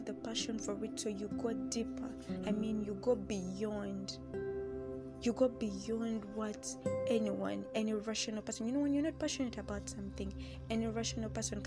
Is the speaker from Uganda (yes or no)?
yes; the East, Eastern Region, Uganda; now in Central Region, Uganda; I'm from the East, though I stay here in the Central